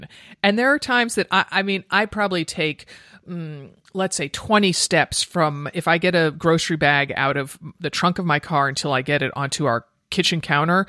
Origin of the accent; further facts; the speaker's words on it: United States; the Historical Society in my hometown, Stanford Historical Society